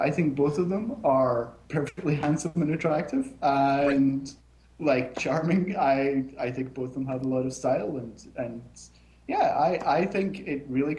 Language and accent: English; Scotland, United Kingdom; I'm so Scottish